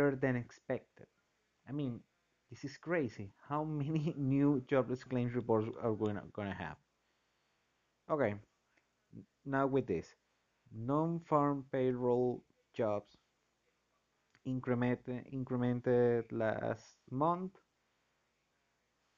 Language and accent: English; Venezuela; moved away; I'm from Venezuela.